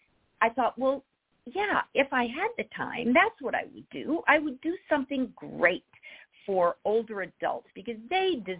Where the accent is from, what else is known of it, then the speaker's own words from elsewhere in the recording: Nashville, Tennessee, United States; also born or lived in Rochester, New York / San Francisco; now in Los Angeles, United States; I grew up in Nashville